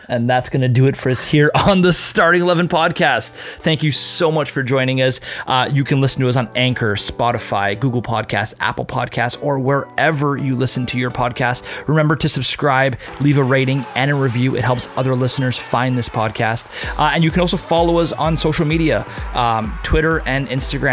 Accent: Toronto, Ontario, Canada; I'm from Toronto, like Toronto FC

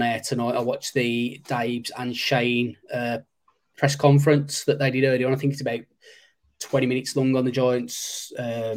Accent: Black Country, West Midlands, United Kingdom; accent: Black Country; my Black Country accent

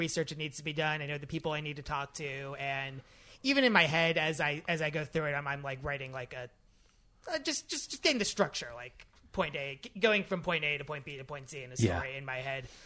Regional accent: Pittsburgh, Pennsylvania, United States; I grew up in Squirrel Hill

